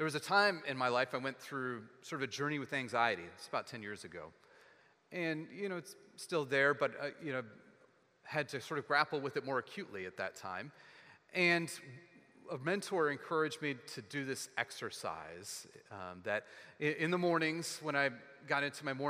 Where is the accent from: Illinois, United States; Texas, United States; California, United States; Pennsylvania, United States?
Texas, United States; growing up in Texas